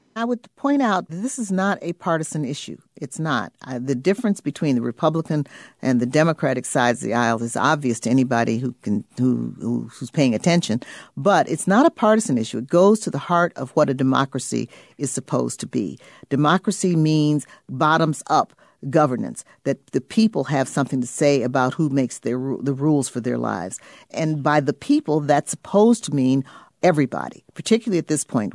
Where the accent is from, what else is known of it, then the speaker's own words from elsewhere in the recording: Illinois, United States; I come from Illinois